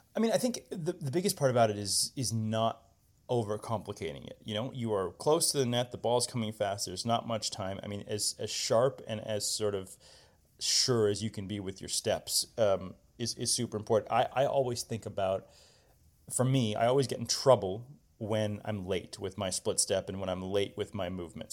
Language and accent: English; Indianapolis, Indiana, United States; growing up in Indianapolis, we, you know, played a lot of junior tennis indoors